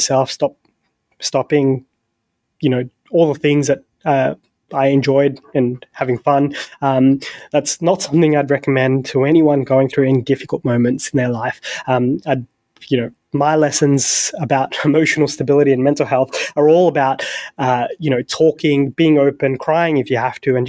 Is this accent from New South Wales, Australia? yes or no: yes; Sydney, New South Wales, Australia; raised in the best country in the world, the best city in the world. I'm from Sydney